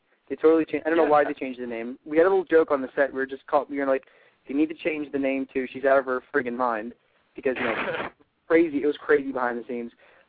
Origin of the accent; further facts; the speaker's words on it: Pittsburgh, Pennsylvania, United States; you went to school in my hometown. You graduated from CMU, which is in Pittsburgh.